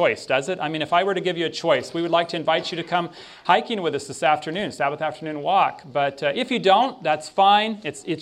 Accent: Tennessee, United States; moved away; my Advent home where I grew up in Tennessee, I was homeschooled there in Tennessee

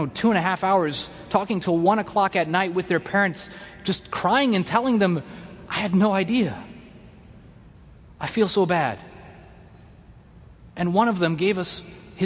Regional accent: United States; I'm from America

